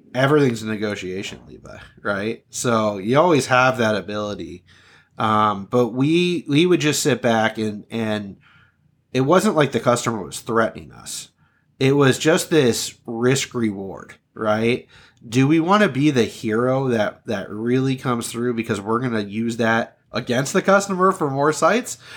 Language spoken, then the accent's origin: English; Southern California, United States; moved away as an adult; also born or lived in Upper Peninsula of Michigan; I was born and raised in Southern California.